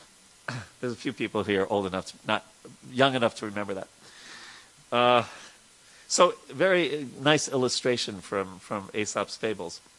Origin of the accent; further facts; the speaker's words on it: Patna, Bihar, India; Actually, I'm from Bihar, Braja Bihari. Right? Uh, I'm a Bihari. Uh, yeah, right. from Patna.